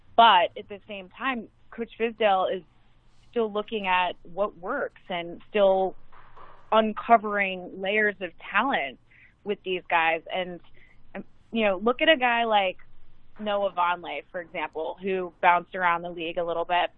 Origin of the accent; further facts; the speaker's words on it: Chicago, Illinois, United States; now in New York, United States; when I was growing up in Chicago